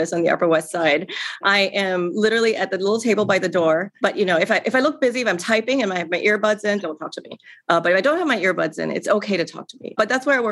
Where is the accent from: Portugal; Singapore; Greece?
Singapore; now in New York City, United States; I grew up in Singapore in a very traditional Chinese family